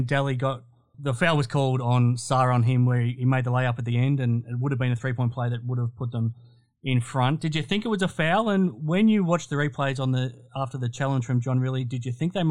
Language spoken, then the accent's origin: English; Geelong, Victoria, Australia; I grew up in Geelong